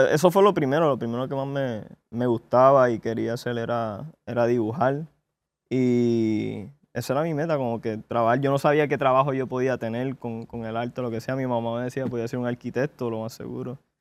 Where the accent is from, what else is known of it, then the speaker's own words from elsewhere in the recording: San Juan, Puerto Rico; also born or lived in Carolina, Puerto Rico / Hartford, Connecticut; yo nací en Puerto Rico, mami se fue para Estados Unidos, para Hartford, como por un año y volvió para atrás. So, íbamos a Santurce. Son mi, mi, niñez, la elemental, yo la pasé en Santurce, Puerto Rico. Ya a ser un adulto, Carolina, so como que entre, entre los dos, pero tú sabes, donde uno aprendió y, creció más, yo siento que fue Carolina para mí